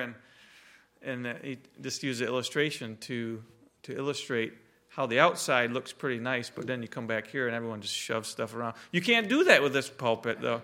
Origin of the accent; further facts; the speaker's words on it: Reed City, Michigan, United States; We, we grew up in the Reed City Church with Jack and Ray Seeth there